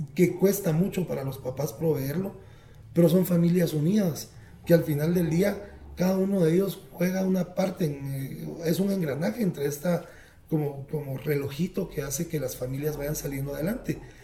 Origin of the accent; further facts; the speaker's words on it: Quetzaltenango, Guatemala; naciendo en una, una ciudad ahora eh, en el altiplano guatemalteco con un 85% de, de, población indígena